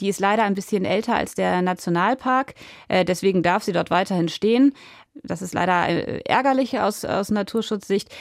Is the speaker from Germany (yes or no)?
yes; Germany; ich bin ja am Wattenmeer groß geworden und diese Landschaft ist mir sehr wichtig